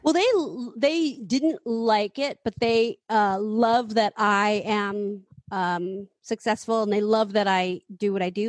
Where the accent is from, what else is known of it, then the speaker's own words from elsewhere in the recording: San Francisco, California, United States; I grew up in San Francisco